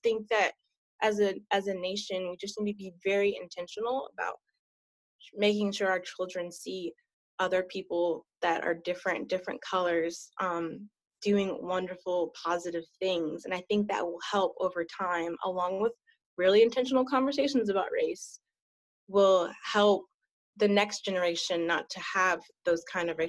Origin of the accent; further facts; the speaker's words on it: Maryland, United States; Well, I didn't grow up here. I'm actually an Army brat. Most of my childhood, I grew up in Maryland